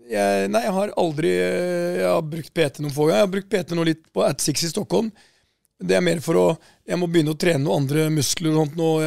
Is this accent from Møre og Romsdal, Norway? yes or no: no; Porsgrunn, Telemark, Norway; moved away; Her sitter vi fra Porsgrunn